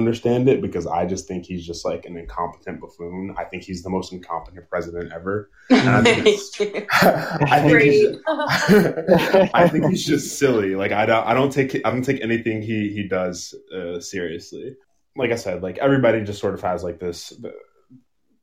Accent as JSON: {"language": "English", "town": "Charlotte", "region": "North Carolina", "country": "United States", "said": "I'm from Charlotte, North Carolina."}